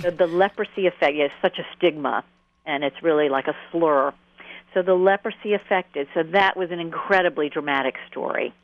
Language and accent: English; Atlanta, Georgia, United States; I grew up in Atlanta, which you can probably hear.